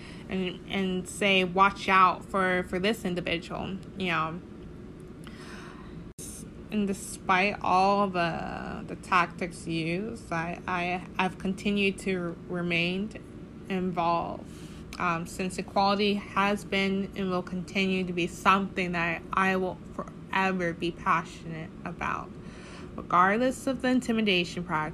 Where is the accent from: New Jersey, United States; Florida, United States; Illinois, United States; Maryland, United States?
Florida, United States; Tallahassee; I'm from Tallahassee, Florida